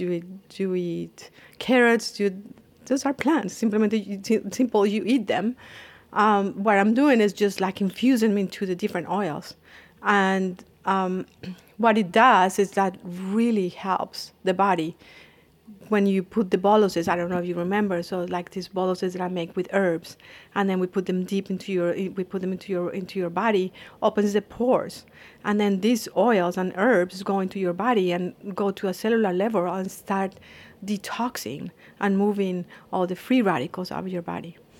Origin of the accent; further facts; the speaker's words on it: Colombia; moved away; I am from Colombia and I was studying computer science